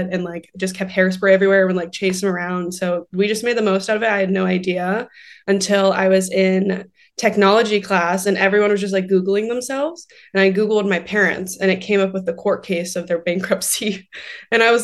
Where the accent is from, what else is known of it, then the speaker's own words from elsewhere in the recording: Port St. Lucie, Florida, United States; now in Los Angeles, United States; I grew up in Florida. I grew up in Port St. Lucie and not like the best area